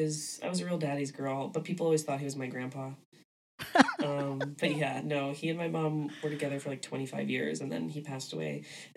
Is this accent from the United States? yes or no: yes; Philadelphia, Pennsylvania, United States; Yeah, from Philly.